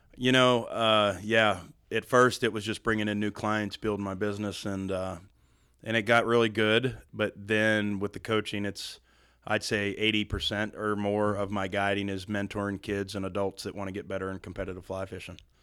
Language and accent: English; Western Pennsylvania, United States; now in Western North Carolina, United States; I'm actually from Western Pennsylvania, about fifty miles south of Pittsburgh.